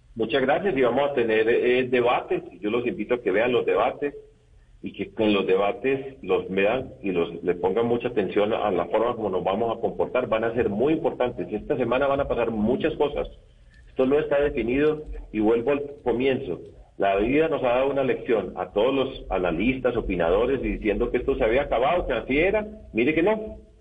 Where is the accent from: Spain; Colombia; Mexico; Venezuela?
Colombia; nosotros como colombianos